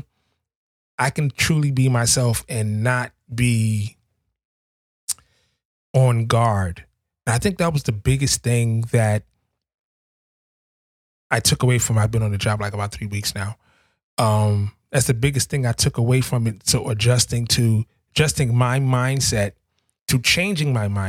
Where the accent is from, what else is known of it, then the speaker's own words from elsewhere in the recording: New York City, New York, United States; I grew up in Harlem, New York City. I grew up in the projects